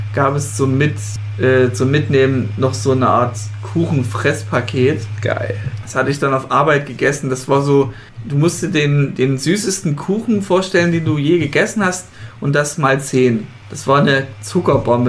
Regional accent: Leipzig, Saxony, Germany; ich komme ja aus Leipzig

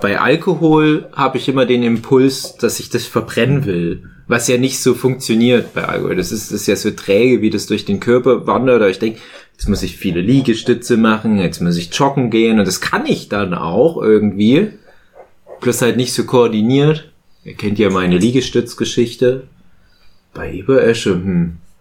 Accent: Erzgebirge, Saxony, Germany; bin ja auch aus dem Erzgebirge

